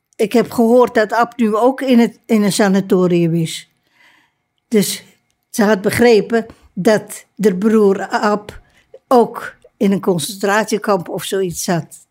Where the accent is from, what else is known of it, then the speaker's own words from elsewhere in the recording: Amsterdam, North Holland, Netherlands; ik ben als, pers als persoon, als Amsterdammer